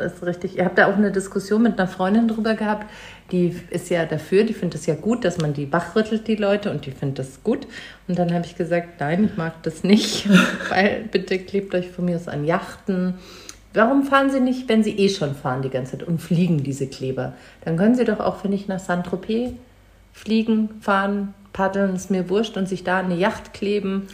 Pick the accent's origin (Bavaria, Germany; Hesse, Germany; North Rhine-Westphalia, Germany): Bavaria, Germany; Munich; Ich bin in München geboren